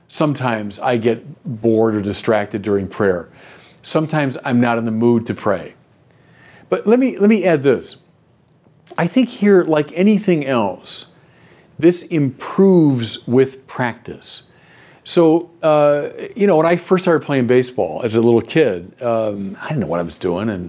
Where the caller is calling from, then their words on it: Deerfield Beach, Florida, United States; I'm from Deerfield Beach, Florida.